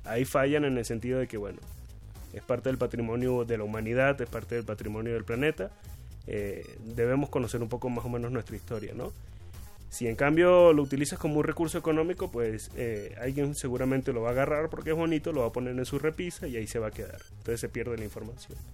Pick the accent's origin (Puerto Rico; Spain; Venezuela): Venezuela; now in Mexico; en mi tierra, en, Venezuela